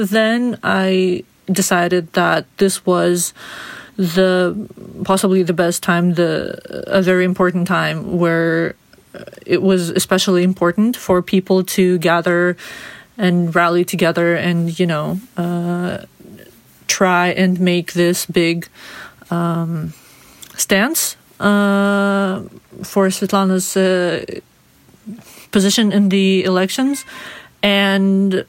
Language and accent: English; Belarus; I was born and raised in Belarus